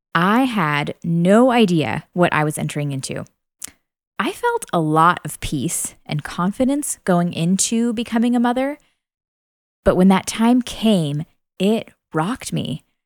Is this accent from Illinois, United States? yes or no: yes; Illinois, United States; now in Tennessee, United States; I am originally from Central Illinois, but my husband Cole and I have called Tennessee home for about 10 years now.